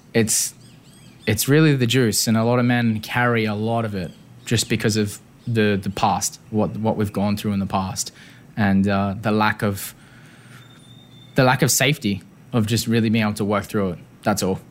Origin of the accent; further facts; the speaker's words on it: Perth, Western Australia, Australia; moved away; Growing up in Perth